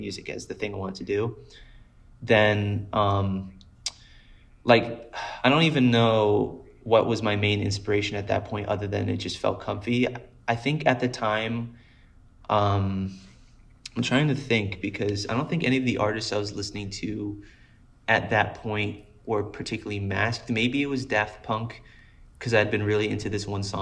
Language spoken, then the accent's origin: English; South Florida, United States; also born or lived in Colorado; I'm from Florida. I grew up in South Florida